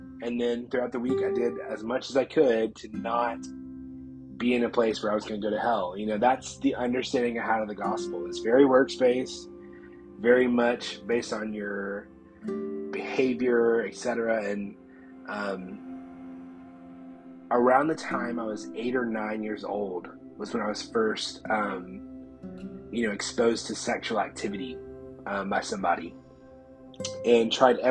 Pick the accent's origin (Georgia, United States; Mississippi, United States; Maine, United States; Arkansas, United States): Georgia, United States; Columbus; I grew up in the Bible Belt. Like, you know, Columbus, Georgia is the Bible Belt of truth